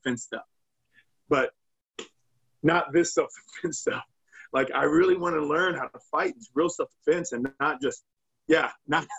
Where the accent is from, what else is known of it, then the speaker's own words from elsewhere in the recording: Iowa, United States; moved away; I'm originally from the Midwest, from Iowa